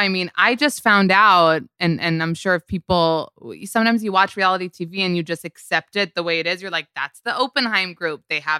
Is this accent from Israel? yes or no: yes; Israel; now in United States; even though I'm Israeli